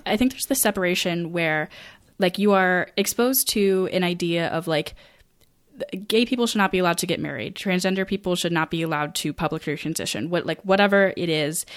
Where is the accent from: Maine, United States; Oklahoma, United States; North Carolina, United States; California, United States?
Maine, United States; rural; I graduated in twenty fourteen, um, and I do, I, like, I personally know people who are working for, um, like, G S As in my, the county that I grew up